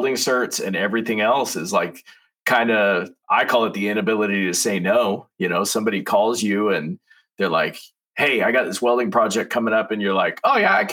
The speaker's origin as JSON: {"language": "English", "region": "Eastern Oregon", "country": "United States", "also_born_or_lived": "Eugene, Oregon", "said": "I'm from Eastern Oregon"}